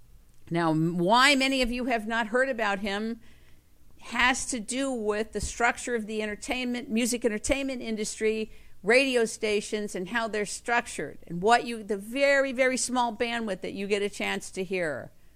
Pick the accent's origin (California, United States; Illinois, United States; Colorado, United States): California, United States; Los Angeles; I'm on Sunset Boulevard in Los Angeles. I grew up in Los Angeles, California.